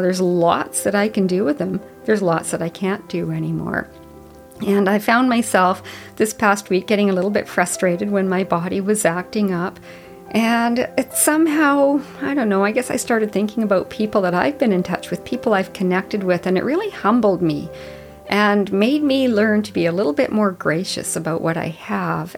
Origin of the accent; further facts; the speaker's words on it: Whitehorse, Yukon, Canada; I grew up in Whitehorse, Yukon. I grew up in a neighborhood downtown